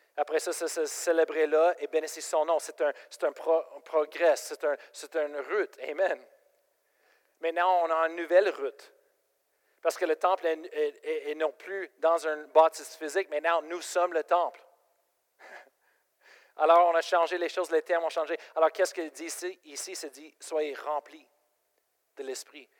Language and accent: French; Colorado, United States; French is a second language; moved away as an adult; now in Quebec, Canada; je viens de Colorado